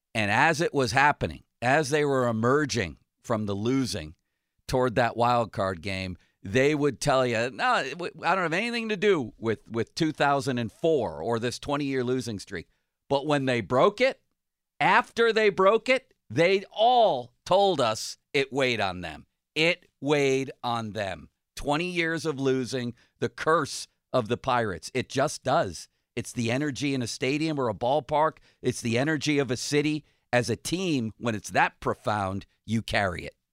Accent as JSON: {"language": "English", "town": "Buffalo", "region": "New York", "country": "United States", "moved": "yes", "lives_now": "Pittsburgh, United States", "said": "I'm from Buffalo"}